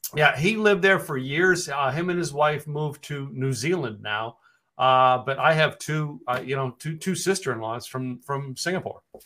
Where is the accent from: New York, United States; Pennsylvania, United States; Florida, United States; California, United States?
Pennsylvania, United States; Poconos; moved away as an adult; also born or lived in Scranton, Pennsylvania; now in Dallas, United States; I grew up in the Poconos